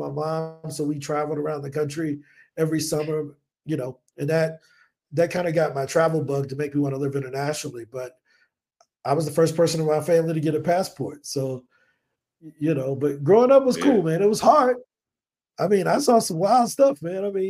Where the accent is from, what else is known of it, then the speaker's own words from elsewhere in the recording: East St. Louis, Illinois, United States; first language English; moved away as an adult; now in Colombia; I'm originally from East St. Louis, Illinois, born and raised